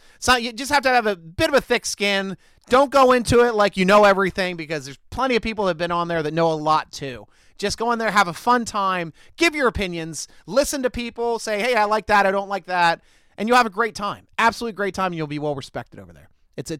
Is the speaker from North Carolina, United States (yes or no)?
yes; North Carolina, United States; No, I'm from North Carolina.